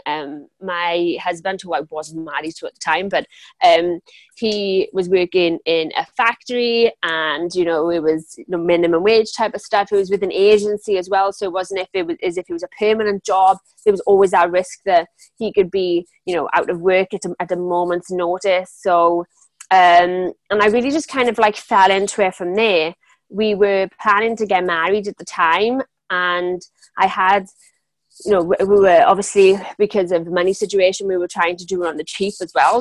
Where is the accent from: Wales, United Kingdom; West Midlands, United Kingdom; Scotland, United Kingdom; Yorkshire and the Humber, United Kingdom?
Wales, United Kingdom; Pontypridd; accent: Welsh; I'm from South Wales. Um, I was born in a town, same town as Tom Jones, actually.